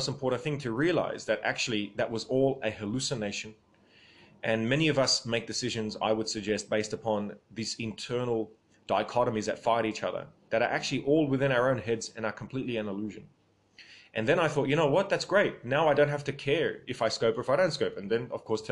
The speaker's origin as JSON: {"language": "English", "country": "Australia", "said": "my grandparents came from Lebanon, but I'm Australian"}